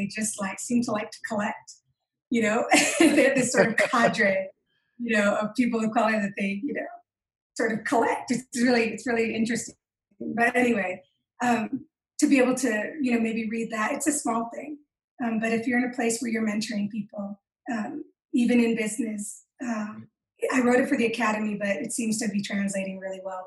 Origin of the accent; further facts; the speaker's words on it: Michigan, United States; now in Utah, United States; I call myself a Michicana because I'm a Chicana from Michigan